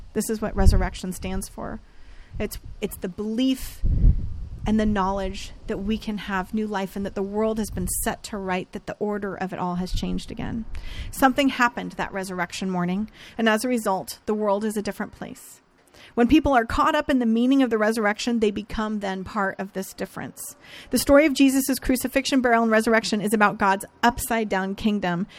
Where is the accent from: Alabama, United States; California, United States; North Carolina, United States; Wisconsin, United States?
California, United States; Northern; I grew up in Northern California